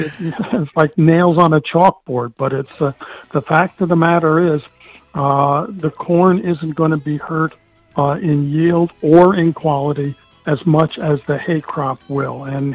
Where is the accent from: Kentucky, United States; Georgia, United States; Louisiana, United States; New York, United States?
New York, United States; I came from New York where I have a lot of contacts